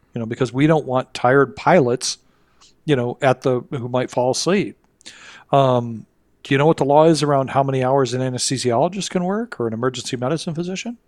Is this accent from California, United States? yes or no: no; Kalamazoo, Michigan, United States; my hometown, um, Kalamazoo, Michigan.